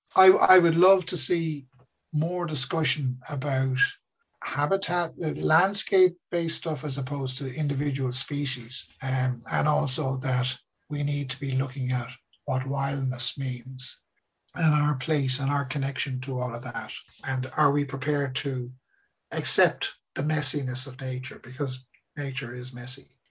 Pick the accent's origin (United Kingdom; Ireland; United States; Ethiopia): Ireland